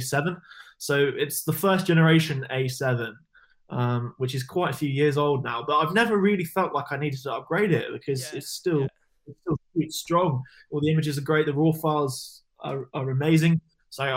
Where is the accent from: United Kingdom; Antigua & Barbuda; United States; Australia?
United Kingdom; Devon, South West England; also born or lived in Cornwall; I was born in Cornwall, moved to Devon when I was very young